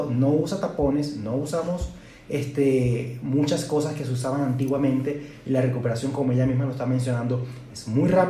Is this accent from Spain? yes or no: no; Venezuela; now in Guadalajara, Mexico; aunque soy venezolano, vivo en la ciudad de Guadalajara o radico acá desde hace cinco años